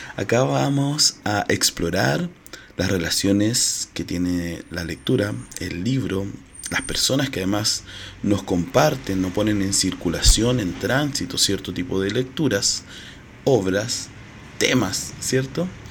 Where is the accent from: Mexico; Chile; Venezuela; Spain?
Chile; Soy chileno, marica y mediador cultural